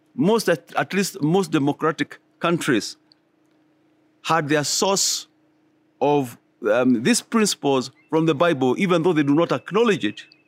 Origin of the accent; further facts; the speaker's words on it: Kenya; all of us Kenyans